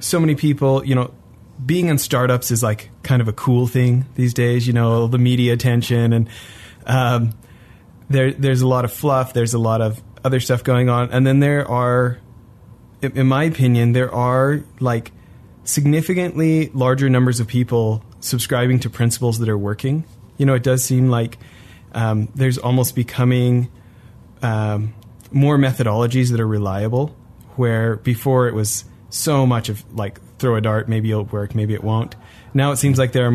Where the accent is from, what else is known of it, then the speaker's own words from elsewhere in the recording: Canada; moved away; growing up in Canada